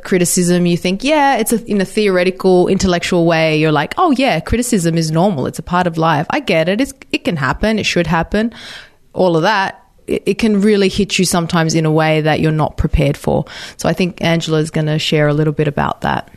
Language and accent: English; Australia; I'm Australian